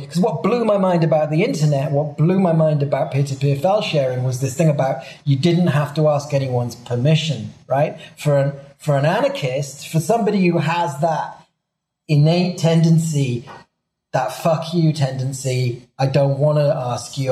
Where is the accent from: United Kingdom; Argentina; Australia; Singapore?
United Kingdom; Swansea, Wales; now in Mexico; I'm from Wales